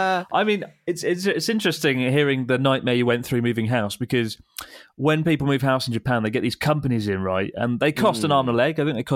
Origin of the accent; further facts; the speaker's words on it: South East England, United Kingdom; I'm from Kent, which is